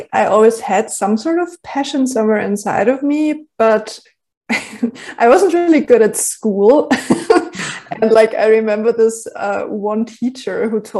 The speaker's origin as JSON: {"language": "English", "country": "Germany", "first_language": "German", "second_language": "English", "said": "when I realized that there was like no resource in Germany at all, like in my native language, I started to basically put everything that I used to put in my journal in a blog."}